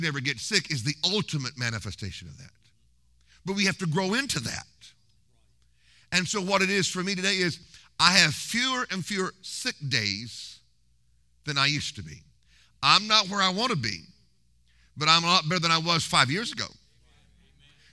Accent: Tulsa, Oklahoma, United States; We lived like 3 miles from Hagin's ministry in Oklahoma. I was born in Tulsa

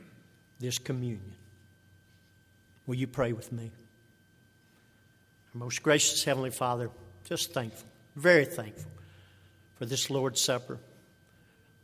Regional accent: Pine Mills, Texas, United States; I grew up in the Pine Mills community

